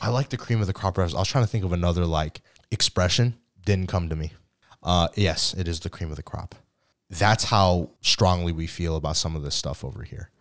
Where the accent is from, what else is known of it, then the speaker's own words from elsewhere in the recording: United States; yes, I do identify as American, but I also identify as Korean as well